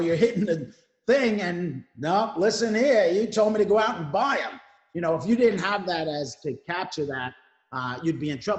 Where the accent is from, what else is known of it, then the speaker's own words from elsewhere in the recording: New York City, New York, United States; accent: New York; moved away as an adult; If you didn't notice the accent, it's live from New York. I am, you know, born and raised in Brooklyn, but I went off into the Marine Corps.